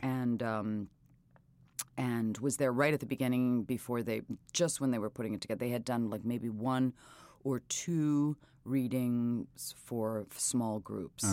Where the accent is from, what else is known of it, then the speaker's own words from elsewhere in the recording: New York City, New York, United States; also born or lived in Britain / Wales; growing up in New York City, steeped in New York theater